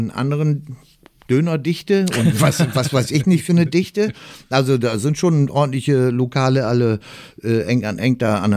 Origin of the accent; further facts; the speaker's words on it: Kiel, Schleswig-Holstein, Germany; als Kieler das, Niederlage sagen.